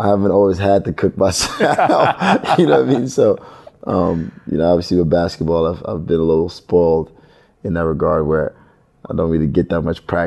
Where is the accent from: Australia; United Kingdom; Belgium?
Belgium; I was born in Belgium